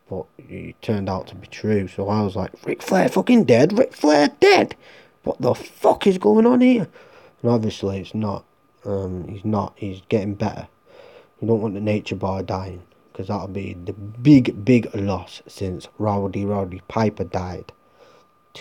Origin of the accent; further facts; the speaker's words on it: Ireland; I'm Irish